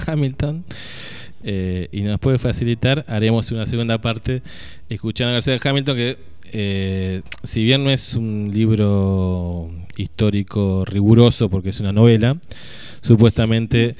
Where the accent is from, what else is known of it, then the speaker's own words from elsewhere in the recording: Argentina; somos argentinos de Jujuy a Tierra del Fuego